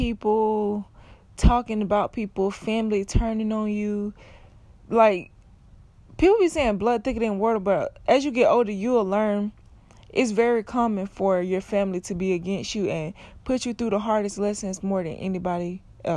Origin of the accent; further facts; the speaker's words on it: South Florida, United States; I'm from Florida. I'm from South Florida